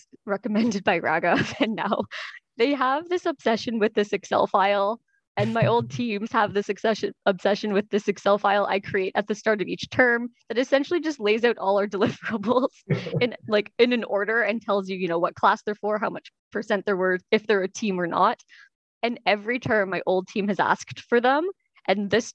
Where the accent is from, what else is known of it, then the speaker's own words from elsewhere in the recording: Toronto, Ontario, Canada; also born or lived in Montreal / Kingston; I was born in Montreal, but raised in Toronto.